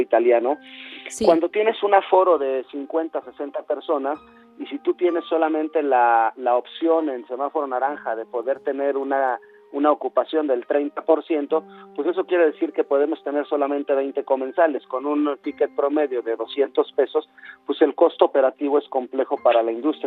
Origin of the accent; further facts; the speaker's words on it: Mexico; como mexicanos